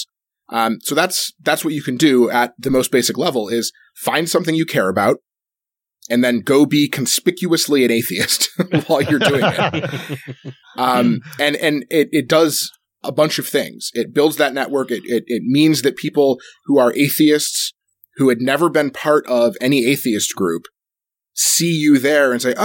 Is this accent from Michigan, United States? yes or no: yes; Michigan, United States; I'm from Michigan